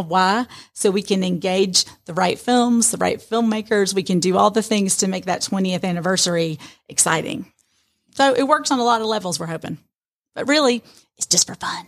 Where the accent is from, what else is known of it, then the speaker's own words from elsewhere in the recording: Atlanta, Georgia, United States; now in Rome, United States; living and growing up in Atlanta